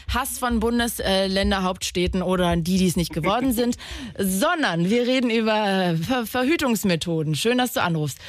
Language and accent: German; Magdeburg, Saxony-Anhalt, Germany; ich bin ein Magdeburger Kind